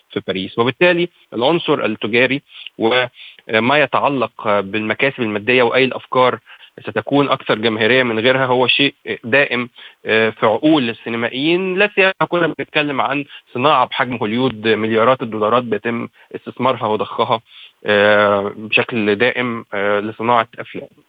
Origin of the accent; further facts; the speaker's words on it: Egypt; انا مواطن مصري وانتمي للسينما المصريه